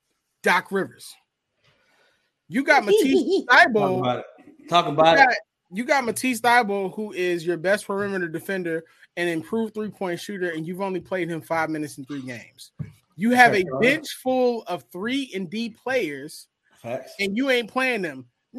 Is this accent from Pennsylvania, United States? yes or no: yes; Philadelphia, Pennsylvania, United States; I'm from North Philly, dog. How about talk is how I talk?